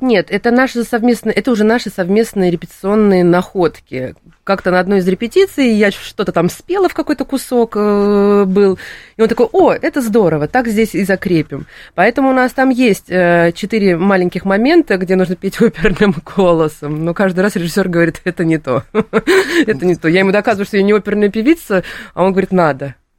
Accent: Saint Petersburg, Russia; я сама из Санкт-Петербурга

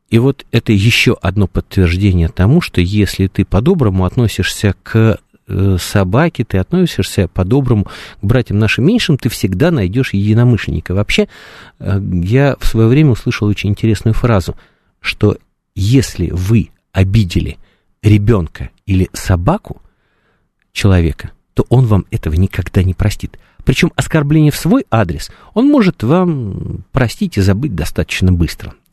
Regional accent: Russia; Э, этот парень там говорит, откуда вы? Я говорю, мы из России.

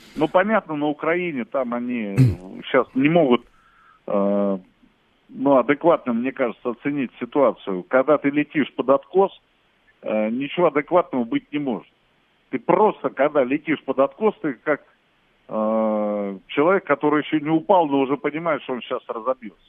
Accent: Russia; я как россиянин

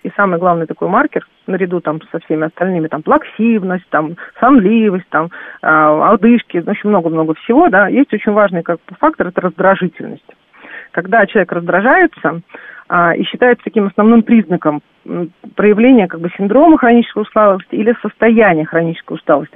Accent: Saint Petersburg, Russia; я сама родилась в Санкт-Петербурге

